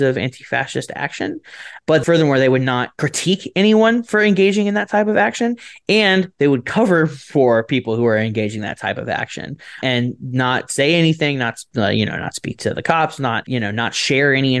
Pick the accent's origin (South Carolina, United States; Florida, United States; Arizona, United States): Florida, United States; I'm from Florida